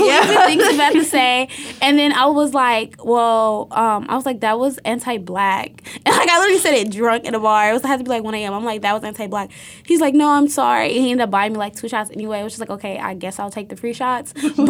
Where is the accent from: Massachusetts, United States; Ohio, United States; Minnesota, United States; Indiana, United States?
Ohio, United States; Cuyahoga County; I'm not exotic. I'm from Cuyahoga County.